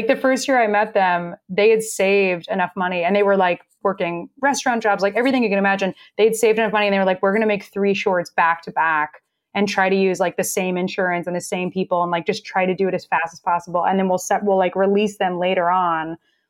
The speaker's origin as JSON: {"language": "English", "region": "Texas", "country": "United States", "also_born_or_lived": "New York", "moved": "yes", "said": "I'm from Texas."}